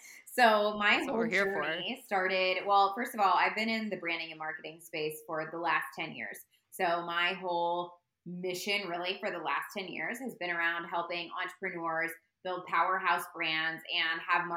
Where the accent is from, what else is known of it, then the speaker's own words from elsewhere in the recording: Indianapolis, Indiana, United States; I'm from Indianapolis